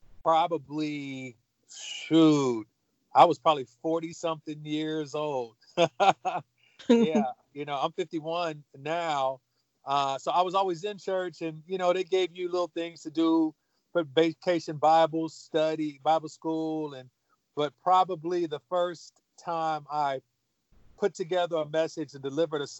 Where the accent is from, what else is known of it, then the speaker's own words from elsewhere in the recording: Los Angeles, California, United States; I grew up in South Central Los Angeles, California